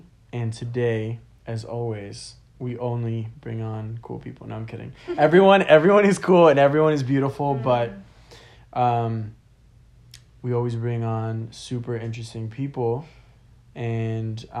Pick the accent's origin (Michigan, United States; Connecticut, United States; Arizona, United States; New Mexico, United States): Connecticut, United States; Stamford; I was born in Connecticut